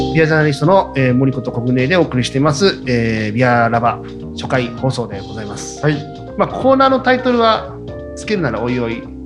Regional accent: Tokyo, Japan; also born or lived in Shizuoka; 地元東京だから

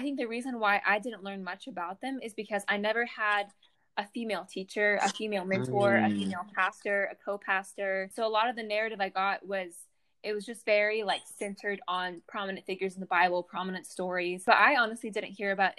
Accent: Atlanta, Georgia, United States; I am from Atlanta, Georgia. I go to school at Liberty

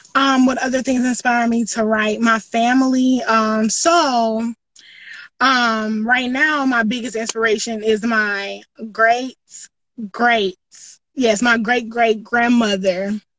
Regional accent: Greenville, South Carolina, United States; I'm from Greenville, South Carolina

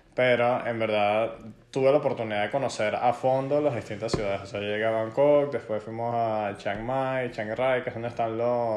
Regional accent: Venezuela; moved away; lo que nosotros hacemos como inmigrantes venezolanos en el exterior

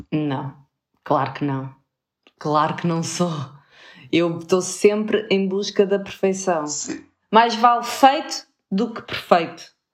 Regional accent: Porto, Norte, Portugal; accent: Porto; o meu sotaque a Porto fica cada vez mais, mais acentuado.

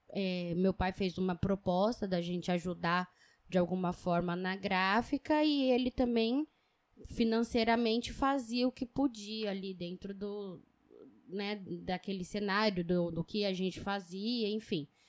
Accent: São Paulo, Brazil; moved away as an adult; now in Rondônia, Brazil; Nasci na Zona Leste, cresci na Zona Leste

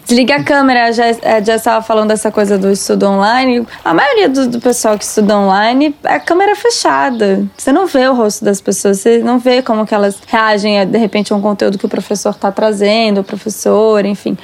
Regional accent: Brasília, Federal District, Brazil; also born or lived in Minas Gerais; now in São Paulo, Brazil; a gente é de Brasília

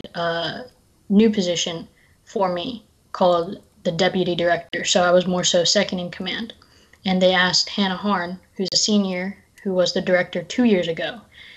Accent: Raleigh, North Carolina, United States; moved away as an adult; now in Boston, United States; I'm from Raleigh, North Carolina

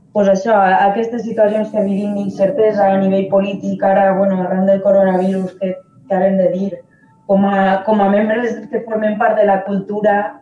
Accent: Valencian Community, Spain; som del País Valencià

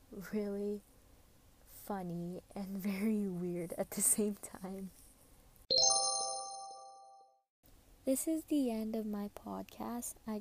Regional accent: Saskatchewan, Canada; also born or lived in Philippines; I was born and raised in the Philippines, and when I was about 7 years old, I moved here to Canada along with my parents and my two aunties

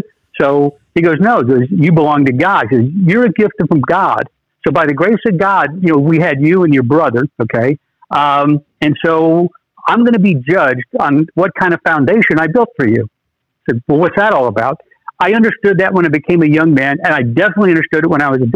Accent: United States; born an American

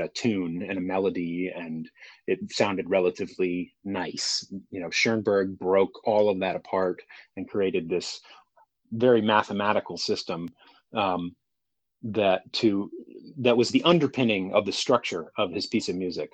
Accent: Houston, Texas, United States; born and raised in Houston, Texas

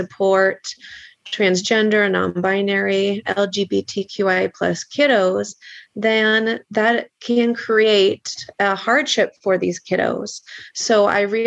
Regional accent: Petaluma, California, United States; I was born and raised in Petaluma

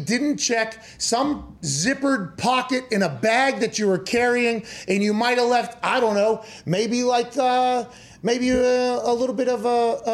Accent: Pittsburgh, Pennsylvania, United States; I'm from Pittsburgh

